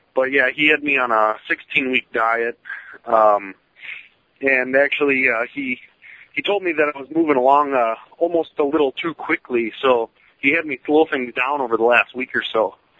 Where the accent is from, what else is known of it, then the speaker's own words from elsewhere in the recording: St. Louis, Missouri, United States; also born or lived in southern Indiana; I'm from St. Louis, Missouri, uh, by way of uh, southern Indiana, a little podunk town you never heard of.